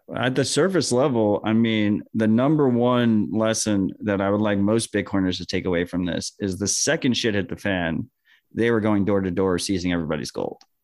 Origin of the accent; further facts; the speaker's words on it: United States; as an American